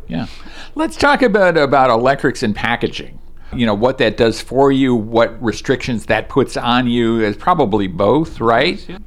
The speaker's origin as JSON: {"language": "English", "town": "Chicago", "region": "Illinois", "country": "United States", "tie": "born or raised there", "said": "I grew up in the Chicago area"}